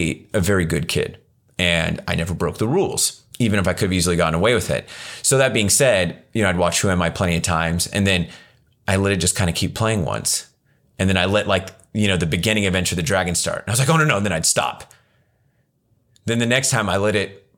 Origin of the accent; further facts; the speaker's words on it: Ripon, United States; the small town I grew up in Ripon